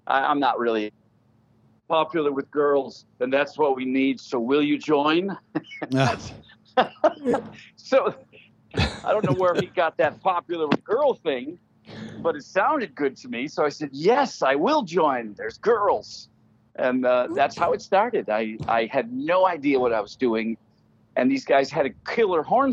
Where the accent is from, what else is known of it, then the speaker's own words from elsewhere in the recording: Chicago, Illinois, United States; also born or lived in Berwyn, Illinois; now in Florida, United States; I was born in Chicago. By the time I was about 12, we went out to moved to Berwyn, Illinois.